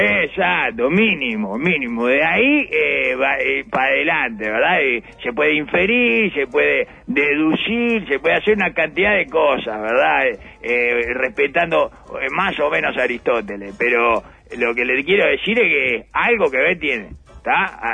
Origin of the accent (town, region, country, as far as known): Uruguay